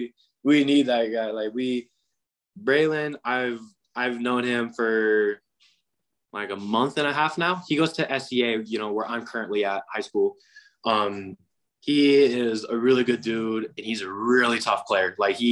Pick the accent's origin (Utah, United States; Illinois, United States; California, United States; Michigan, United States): Utah, United States; I'm from Utah.